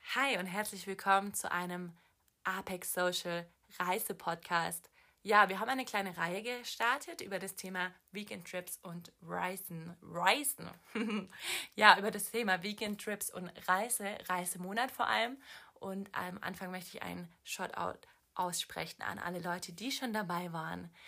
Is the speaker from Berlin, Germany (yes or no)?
no; Swabia, Baden-Württemberg, Germany; moved away; Ich komme aus dem Schwabenland, deswegen sage ich schwätzen